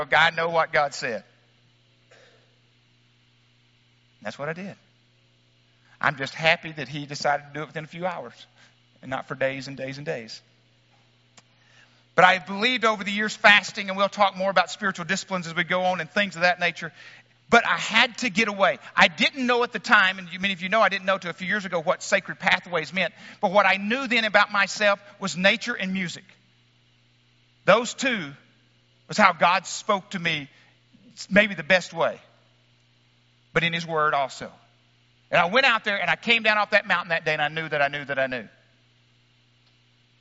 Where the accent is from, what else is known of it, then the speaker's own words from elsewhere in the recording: Wickes, Arkansas, United States; moved away; my hometown of Wicks, Arkansas